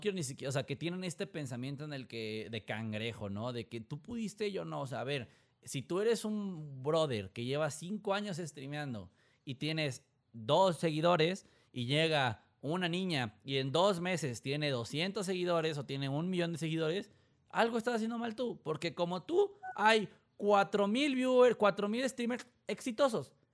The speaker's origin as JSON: {"language": "Spanish", "country": "Mexico", "accent": "Mexican", "said": "yo lo digo siendo mexicano, digo, mi, acento en inglés, tengo inglés bueno, pero mi acento se nota así de que tú me escuchas es, mexa"}